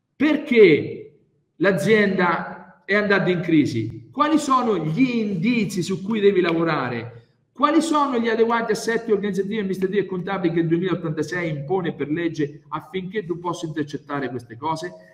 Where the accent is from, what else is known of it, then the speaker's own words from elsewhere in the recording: Grottazzolina, Marche, Italy; vengo dalle Marche, precisamente da Grotta Zolin, che è il paese più bello del mondo